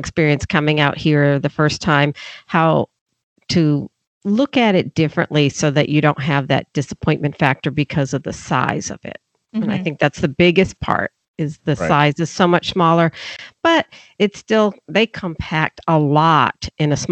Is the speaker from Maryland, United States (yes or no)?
no; Florida, United States; now in West Coast, United States; we lived in Florida